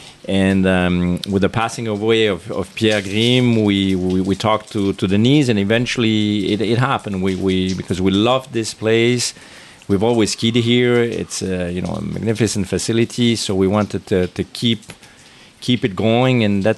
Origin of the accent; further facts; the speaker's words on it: Geneva, Switzerland; We're from Geneva